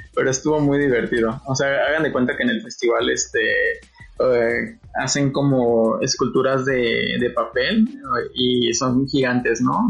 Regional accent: Iguala, Guerrero, Mexico; also born or lived in Mexico City; yo soy de Guerrero, de Iguala, y aquí es un, es un clima muy caliente

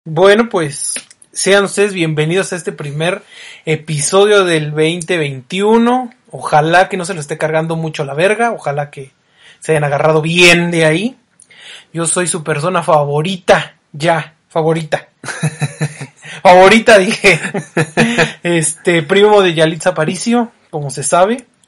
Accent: Michoacán, Mexico; somos de Michoacán

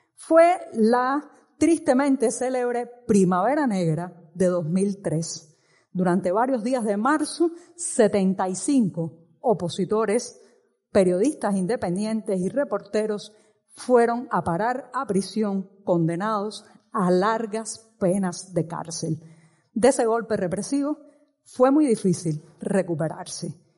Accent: Cuba; mi país y en mi país sigue desarrollándose un drama que lleva 60 años

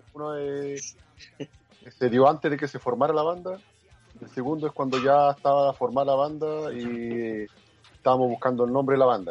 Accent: Concepción, Biobío, Chile; now in Antofagasta, Chile; yo soy, yo soy de Concepción

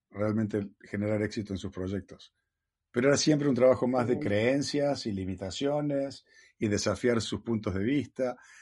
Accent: Villa María, Córdoba, Argentina; now in California, United States; nací en Argentina, en Villa María, Córdoba

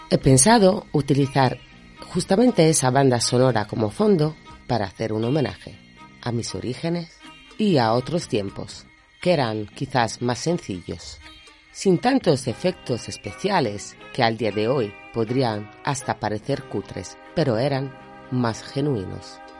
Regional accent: Italy; soy italiana

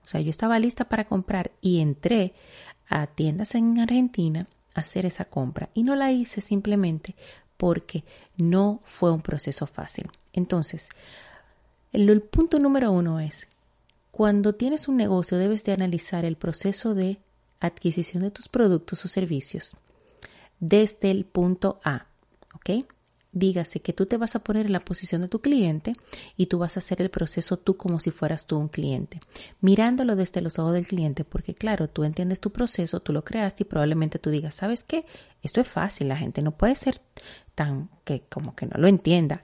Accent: Dominican Republic; en mi país, en República Dominicana

